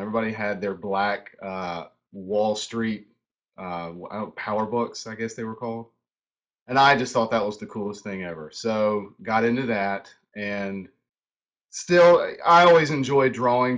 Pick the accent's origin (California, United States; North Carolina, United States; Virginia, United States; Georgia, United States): North Carolina, United States; High Point; moved away as an adult; now in Charlotte, United States; I grew up in High Point, so I uh, High Point, North Carolina